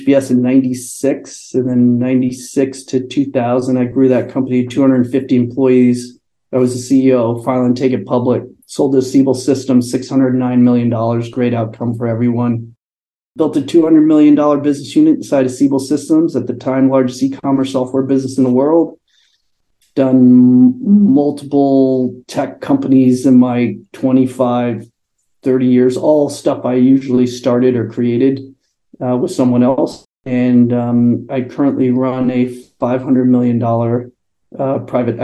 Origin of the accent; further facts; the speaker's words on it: Connecticut, United States; moved away as an adult; now in San Francisco, United States; I grew up on the East Coast, Connecticut